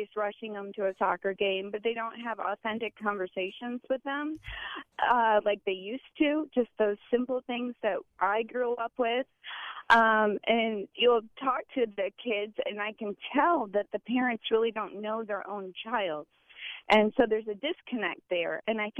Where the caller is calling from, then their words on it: Valrico, Florida, United States; I'm actually a teacher of 24 years, and I'm actually from the Valrico area